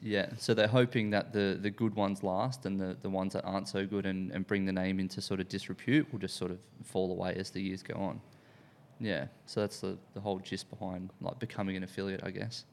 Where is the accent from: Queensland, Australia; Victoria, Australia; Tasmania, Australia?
Queensland, Australia; Sunshine Coast / North Brisbane; now in Sydney, Australia; I grew up in, um, in the Sunshine Coast, or, like, North Brisbane, uh, when I was younger.